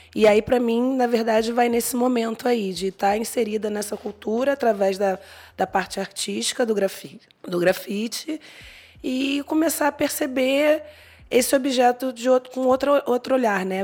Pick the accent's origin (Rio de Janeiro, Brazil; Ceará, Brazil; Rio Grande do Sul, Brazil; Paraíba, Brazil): Rio de Janeiro, Brazil; now in São Paulo, Brazil; Eu sou carioca, estou em São Paulo agora